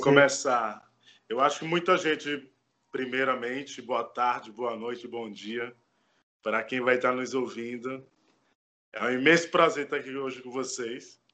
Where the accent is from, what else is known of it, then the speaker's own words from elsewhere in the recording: Bahia, Brazil; now in Bauru, Brazil; Eu fui criado em orfanato na Bahia. Eu sou natural da Bahia, mas eu vivo e moro aqui em Bauru